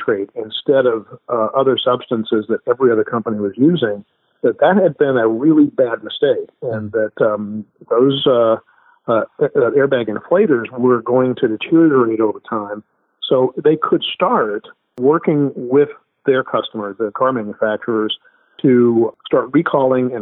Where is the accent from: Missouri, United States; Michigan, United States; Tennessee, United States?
Missouri, United States; I am literally from Missouri